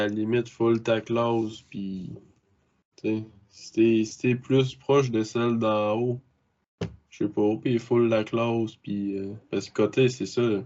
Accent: Bas-Saint-Laurent, Quebec, Canada; je viens ben, du Bas-Saint-Laurent comme Charlie

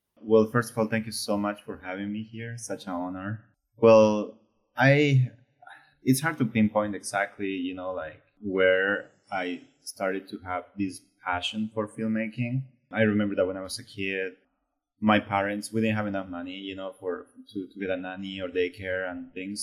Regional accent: Bolivia; moved away; I was from Bolivia

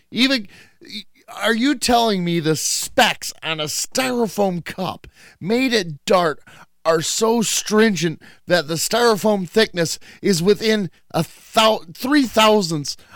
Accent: Michigan, United States; I'm from Michigan.

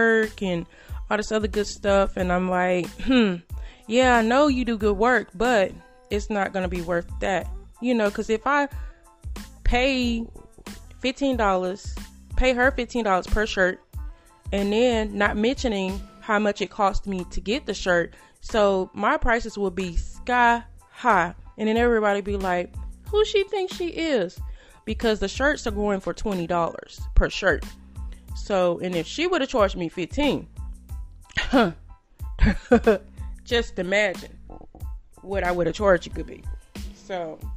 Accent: Greenville, Texas, United States; moved away; I'm from Greenville, Texas, as most of you good people know. And I reached out to a few people from my hometown

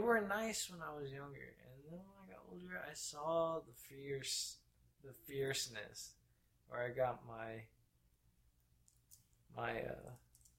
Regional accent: Clovis, California, United States; also born or lived in San Jose, California / Union City, California; I think up to like the middle of second grade is when I moved from Union City over to Fresno, Clovis area.

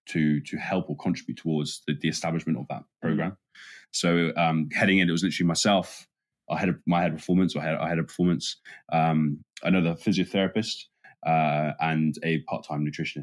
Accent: England, United Kingdom; within the performance support team, we're all English.

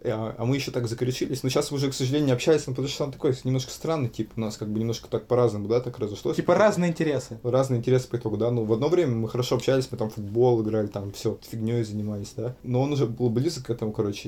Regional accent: Ulan-Ude, Buryatia, Russia; now in Saint Petersburg, Russia; я из Улан-Удэ

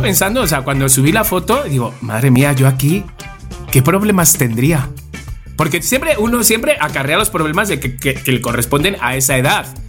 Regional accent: Spain; somos los españoles

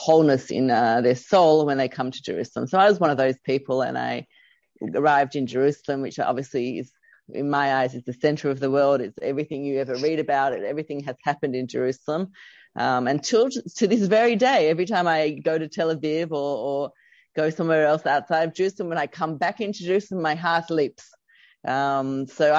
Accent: Australia; moved away; I'm originally from Australia

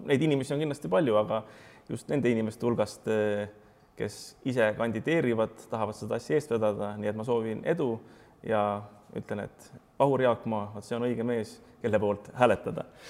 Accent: Pärnu, Pärnu County, Estonia; mina olen Pärnust pärit

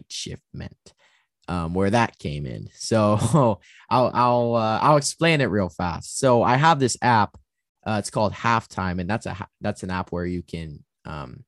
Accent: Bay Area, California, United States; I'm from the Bay Area

